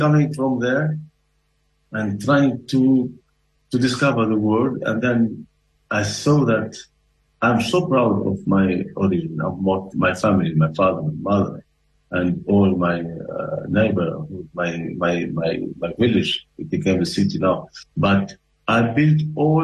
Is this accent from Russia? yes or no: no; Tunisia; moved away; I come from Africa, and I come from a country where culture is not as important as food